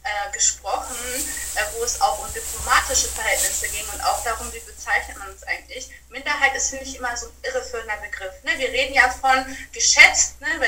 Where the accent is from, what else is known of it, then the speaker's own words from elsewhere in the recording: Germany; ich komme aus Deutschland, als Deutsche fühlt